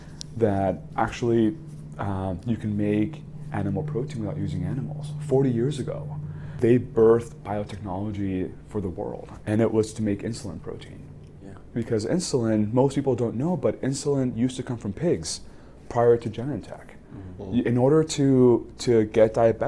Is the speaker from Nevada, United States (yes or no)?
no; Laredo, Texas, United States; moved away; I was born in Laredo, Texas, right on the border with Mexico. I grew up in a community that was very homogenous.